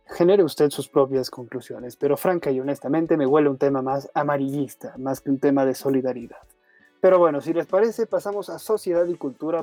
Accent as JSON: {"language": "Spanish", "country": "Mexico", "said": "para nosotros como mexicanos"}